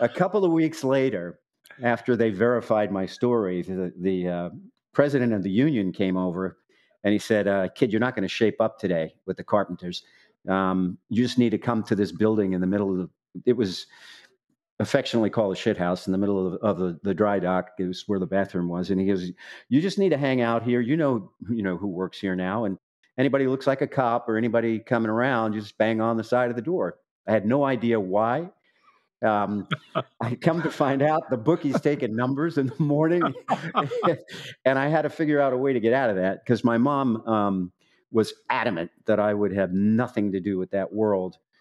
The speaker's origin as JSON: {"language": "English", "town": "New York City", "region": "New York", "country": "United States", "also_born_or_lived": "Manhattan / Southern Illinois University", "said": "we're from Staten Island originally"}